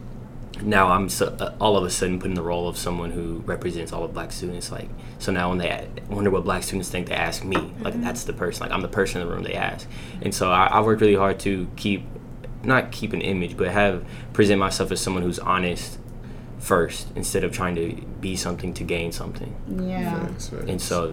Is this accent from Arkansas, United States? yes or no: yes; Fayetteville, Arkansas, United States; I grew up in Fayetteville, around U